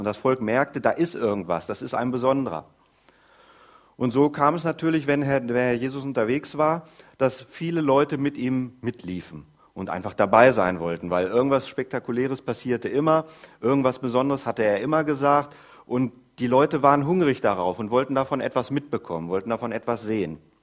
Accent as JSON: {"language": "German", "town": "Groß Ilsede", "region": "Lower Saxony", "country": "Germany", "said": "Ich komme aus Groß-Irsede. Wir wohnen da schon seit gefühlten Ewigkeiten"}